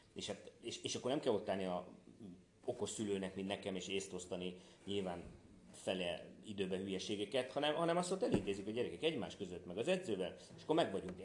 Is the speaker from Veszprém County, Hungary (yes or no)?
yes; Tihany, Veszprém County, Hungary; also born or lived in Budapest; now in Tihany, Hungary; én ugye Tihanyba születtem, tehát én oda valósi vagyok, aztán fölköttem Pestre